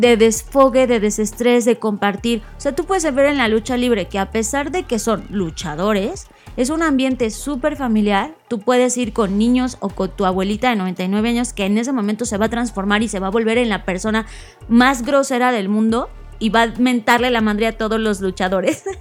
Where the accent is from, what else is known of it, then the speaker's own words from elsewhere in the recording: Mexico; yo como mexicana